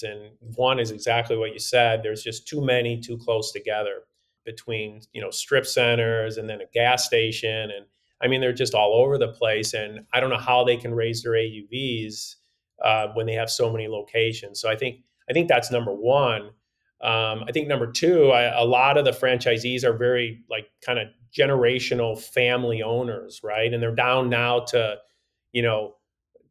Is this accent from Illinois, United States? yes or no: yes; Chicago, Illinois, United States; I grew up in Chicago